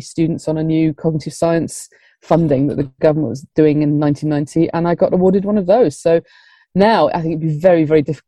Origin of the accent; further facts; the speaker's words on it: Blackburn, North West England, United Kingdom; moved away as an adult; now in London, United Kingdom; I'm from Blackburn